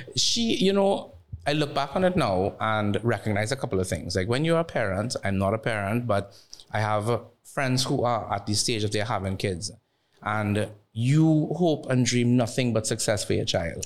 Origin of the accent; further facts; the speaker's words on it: Barataria, San Juan–Laventille, Trinidad & Tobago; chubby brown skin boy from Barataria